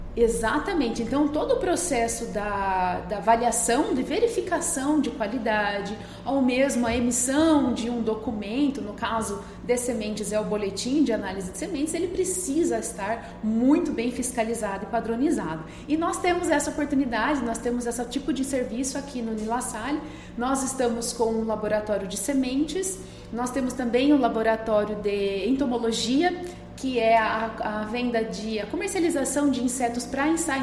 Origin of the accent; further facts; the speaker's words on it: interior of São Paulo, Brazil; moved away as an adult; now in Lucas do Rio Verde, Brazil; lá na minha cidade natal, né, no interior de São Paulo